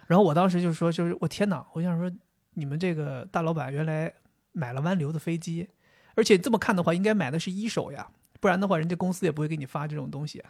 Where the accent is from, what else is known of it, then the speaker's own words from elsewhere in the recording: Dalian, Liaoning, China; 我们大连那边有一个物流公司